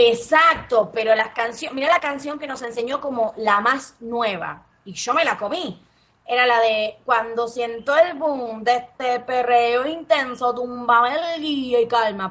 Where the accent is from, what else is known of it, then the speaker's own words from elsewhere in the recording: Argentina; moved away as an adult; now in Puerto Rico; soy argentina